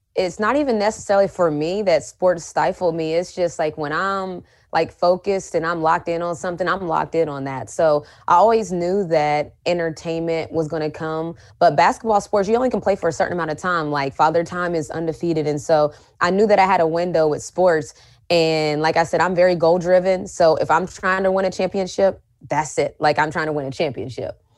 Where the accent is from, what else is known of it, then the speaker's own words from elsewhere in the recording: West Virginia, United States; growing up in West Virginia